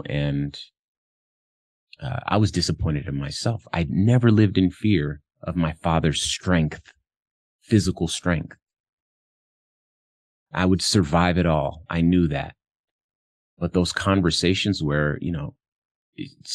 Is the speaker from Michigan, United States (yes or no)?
no; Compton, California, United States; I'm from Compton, California. So I grew up around a lot of gangsta activity